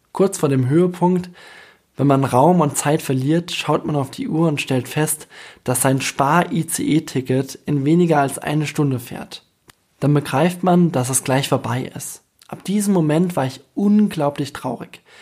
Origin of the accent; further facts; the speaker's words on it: Bamberg, Bavaria, Germany; moved away as an adult; also born or lived in New York; fern von meiner Heimat Bamberg